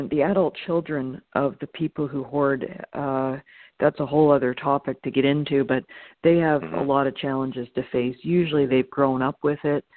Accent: Toronto, Ontario, Canada; moved away as an adult; now in Los Angeles, United States; I'm originally from Toronto, Canada.

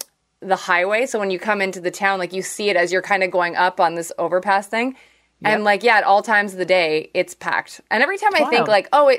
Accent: Ireland; Then we went to Scotland and then over to Ireland. So like, I am from Ireland, but …, definitely not an Irish name.

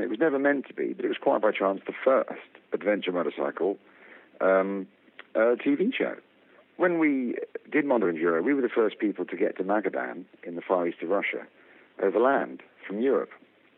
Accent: London, United Kingdom; I am from Harrow in London, United Kingdom.

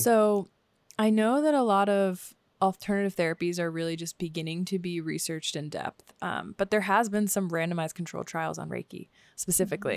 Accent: Washington, District of Columbia, United States; moved away; I grew up next to in Washington, D C

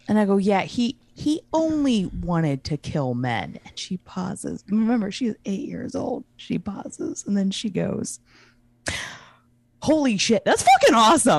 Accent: Maryland, United States; moved away; Since I'm born in Maryland, I'm from Maryland originally

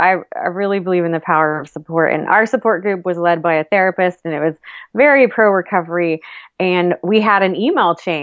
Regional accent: Austin, Texas, United States; my hometown in Austin

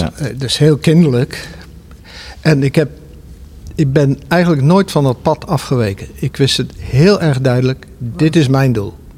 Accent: Zwijndrecht, South Holland, Netherlands; moved away; ik kom zelf uit Zwijndrecht, daar ben ik geboren.

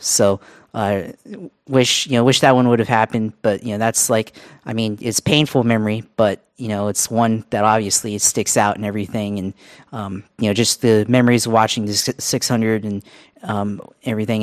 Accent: United States; growing up in America

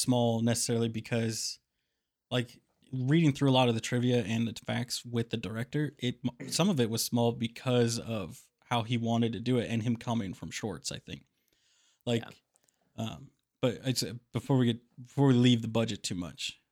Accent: Kansas City, United States; Growing up in Kansas City, there's lots of really good tattoo parlors

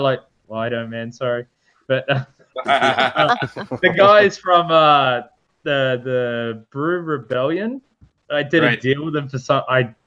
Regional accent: Australia

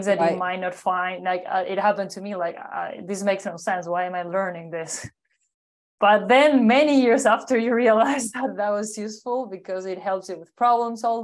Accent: Uruguay; I'm originally from Uruguay, South America, a small but strong country between Argentina and Brazil.

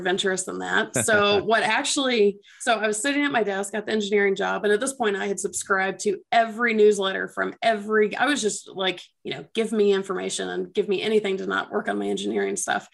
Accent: Atlanta, Georgia, United States; I'm from Atlanta originally

